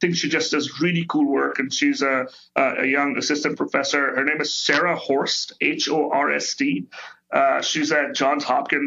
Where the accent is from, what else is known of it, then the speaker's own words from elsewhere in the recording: India; now in United States; I grew up in India